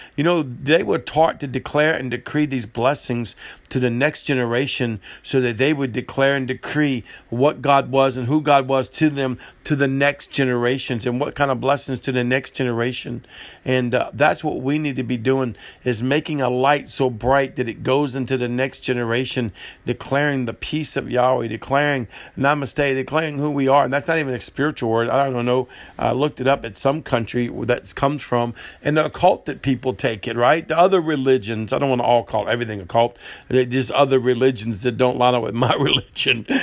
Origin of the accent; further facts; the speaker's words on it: New Orleans, Louisiana, United States; I'm, I'm from New Orleans, I'm a gumbo